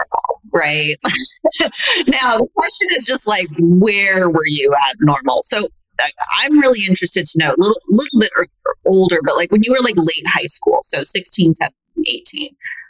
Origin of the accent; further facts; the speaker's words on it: Reno, Nevada, United States; I'm only from Reno